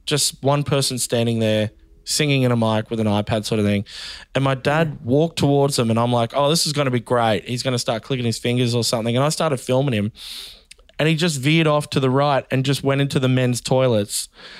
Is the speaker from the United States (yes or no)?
no; Bundaberg, Queensland, Australia; born there; I was born in Bundaberg, so, and I'm giving it context.